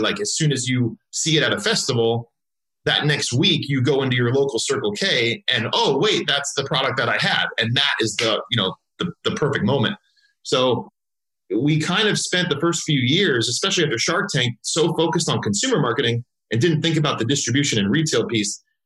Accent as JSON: {"language": "English", "region": "Southern California", "country": "United States", "tie": "born or raised there", "said": "I grew up actually in Southern California"}